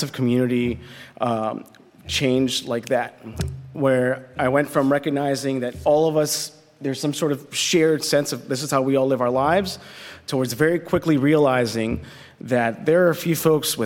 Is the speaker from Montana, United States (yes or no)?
no; Compton, California, United States; also born or lived in Los Angeles; I was born in Los Angeles, and when I was 4 years old, my mother passed away from leukemia. My father, you know, was a single father at that point with two kids, working a minimum wage job, and so we moved from where we were in L.A. to a small house right on the border between Linwood and Compton